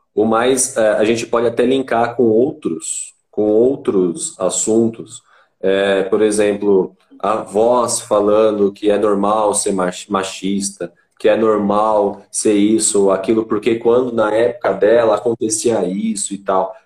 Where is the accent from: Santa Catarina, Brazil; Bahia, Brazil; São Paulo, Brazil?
São Paulo, Brazil; Itanhaém; moved away as an adult; eu era da Baixada Santista, sou de Itanhaém